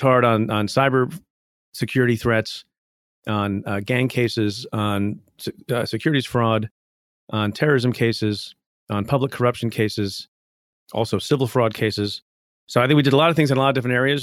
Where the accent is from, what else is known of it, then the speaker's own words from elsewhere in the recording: India; now in United States; I was born in India, came to the United States